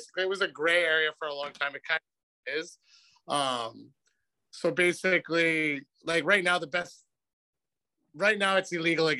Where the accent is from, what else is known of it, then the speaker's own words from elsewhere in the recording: Calgary, Alberta, Canada; moved away; I was from Calgary. I moved here kind of right after all that.